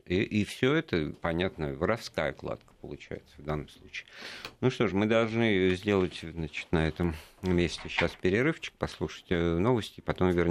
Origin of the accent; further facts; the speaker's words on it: Moscow, Russia; моя малая родина как раз.